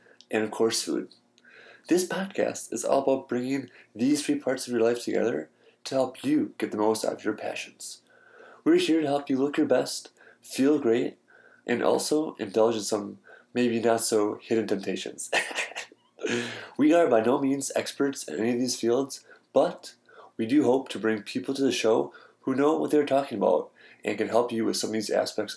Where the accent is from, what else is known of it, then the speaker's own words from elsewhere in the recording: Milwaukee, Wisconsin, United States; I'm from Milwaukee